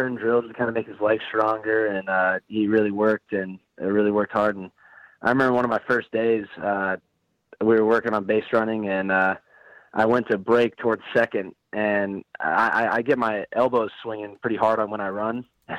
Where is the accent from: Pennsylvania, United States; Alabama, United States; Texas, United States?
Texas, United States; Dallas; In some of my friends' households, I'd say so. My household, not really.